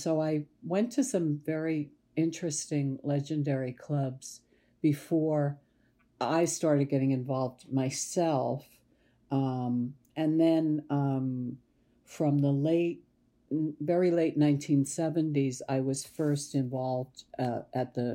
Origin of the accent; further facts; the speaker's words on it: New York, United States; also born or lived in Long Island / Chicago / London; I was born in New York, and I was raised in New York and Long Island